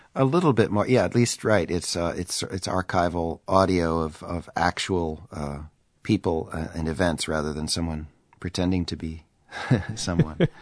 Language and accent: English; Minnesota, United States; I was three years old, uh, and growing up in Minnesota in nineteen sixty-four